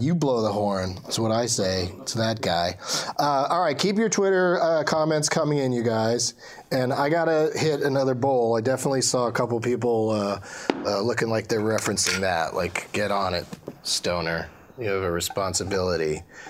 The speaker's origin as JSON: {"language": "English", "town": "San Diego", "region": "California", "country": "United States", "tie": "born or raised there", "said": "Well, I grew up in San Diego, and that, strangely, did not make me a pothead. I mean, California as a whole did"}